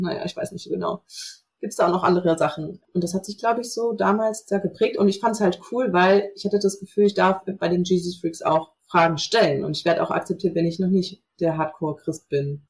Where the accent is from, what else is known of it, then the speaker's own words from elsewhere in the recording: North Hesse, Germany; ich bin ähm, in Nordhessen groß geworden vor 33 Jahren, so zwischen Kassel und Marburg